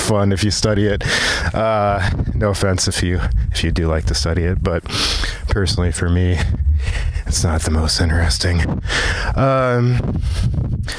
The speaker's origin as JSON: {"language": "English", "town": "Virginia Beach", "region": "Virginia", "country": "United States", "tie": "born or raised there", "also_born_or_lived": "Silver Spring, Maryland", "said": "I was actually born in Silver Spring, Maryland. And I moved down to Virginia Beach when I was 3 years old."}